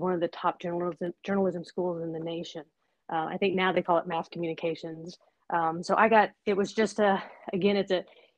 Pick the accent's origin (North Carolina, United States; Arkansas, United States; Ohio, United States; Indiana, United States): North Carolina, United States; Asheville; I grew up in Western North Carolina near Asheville